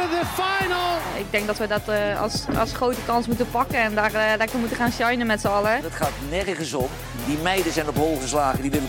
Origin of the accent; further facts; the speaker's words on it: Curaçao; geboren en getogen op Curaçao, wat een eh, belangrijke detail is.